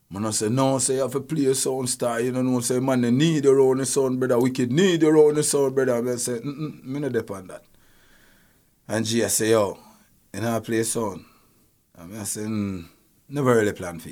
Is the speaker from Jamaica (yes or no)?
yes; Spanish Town, Jamaica; I'm from De La Vega City, and we were so, we are such a tight-knit community